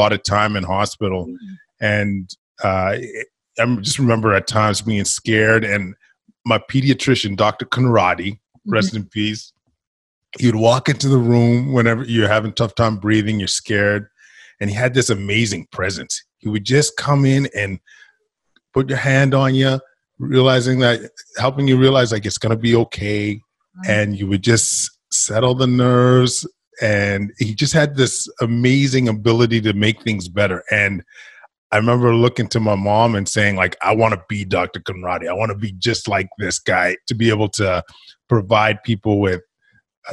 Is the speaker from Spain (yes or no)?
no; Edmonton, Alberta, Canada; I grew up in Edmonton, Alberta, Canada from immigrant parents from Ghana